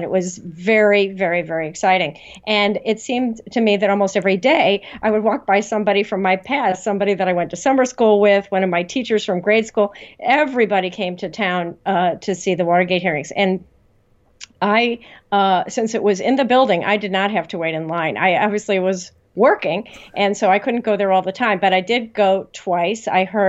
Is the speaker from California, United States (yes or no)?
no; Illinois, United States; I was working for the senator from my home state of Illinois